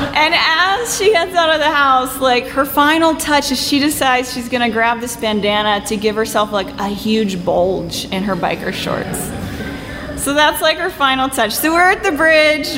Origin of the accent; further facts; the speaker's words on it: Houston, Texas, United States; we grew up in Houston